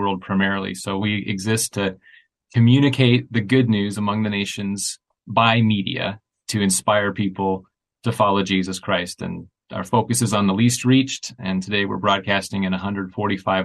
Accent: United States; also born or lived in greater Chicago area; I'm an American, I'm living in the greater Chicago area

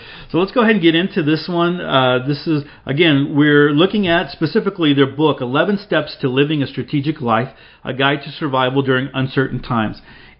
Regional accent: Seattle, Washington, United States; also born or lived in San Juan Islands; My home for most of my life has been Washington State. Although I grew up in the Seattle area, I eventually moved to the San Juan Islands. More recently, I have moved to Arizona

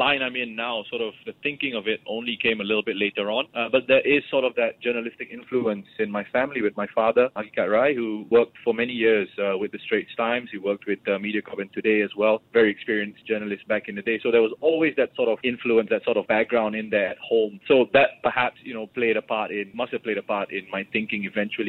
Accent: Singapore

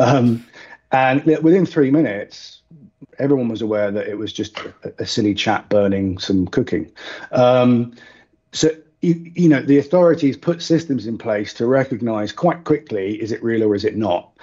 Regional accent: United Kingdom; now in United Arab Emirates; as, as Brit expats

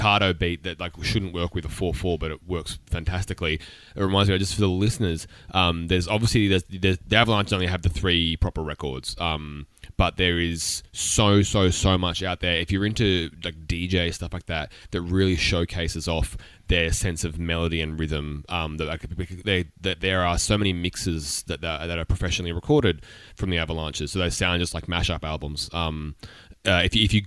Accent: Australia; as an Australian

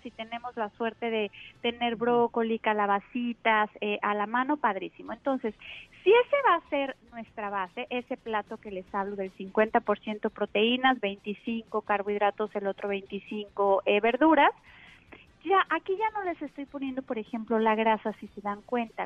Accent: Mexico; Aquí en México, que estamos desde luego más influenciados pues por la alimentación rápida y, y de Estados Unidos

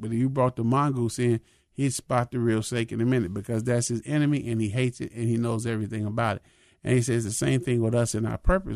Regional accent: Minnesota, United States; I'm a Minnesotan

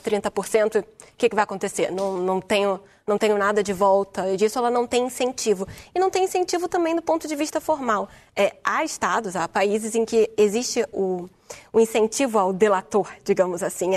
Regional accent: Brazil; now in Portugal; eu sou brasileira

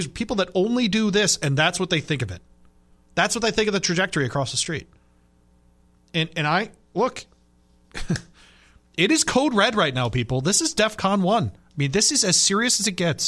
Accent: Michigan, United States; I grew up in Michigan.

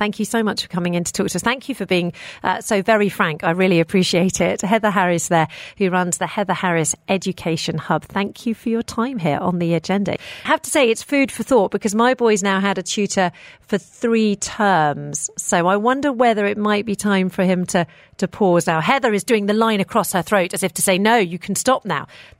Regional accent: Hong Kong; now in Dubai, United Arab Emirates; I grew up in Hong Kong, and even A-star students had multiple tutors. It's just the way it is over there.

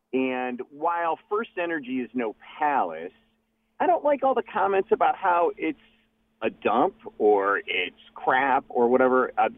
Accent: Ohio, United States; moved away; I grew up in Northeast Ohio and lived out here now 20 years, so I still keep in touch with Cleveland sports.

